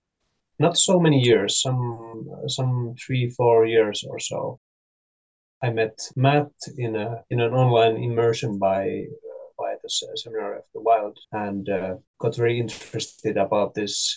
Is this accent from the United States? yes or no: no; Southwest Finland, Finland; I am from Finland, originally from a small town in the southwest coast of Baltic Sea